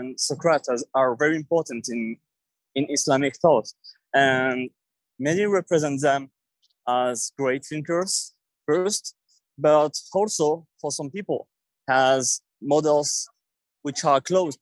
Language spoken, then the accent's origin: English; Paris, Île-de-France, France; English is a second language; from Paris.